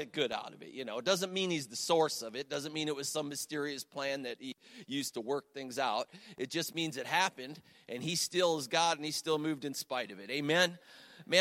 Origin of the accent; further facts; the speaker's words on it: Cleveland, Ohio, United States; now in Ashtabula, United States; I'm from the Cleveland area originally. I live in Ashtabula now